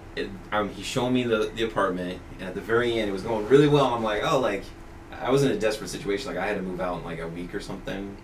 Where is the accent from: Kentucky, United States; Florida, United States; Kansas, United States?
Kansas, United States; Topeka; also born or lived in Worcester, Massachusetts; now in Massachusetts, United States; so I'm originally from the Westboro Baptist Church. I was born and raised there.